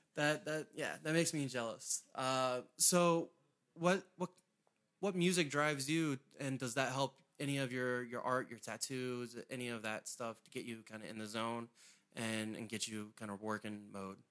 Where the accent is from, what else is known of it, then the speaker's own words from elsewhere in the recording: St. Mary's County, Maryland, United States; I grew up in Saint Mary's, and there's, there were a couple galleries down there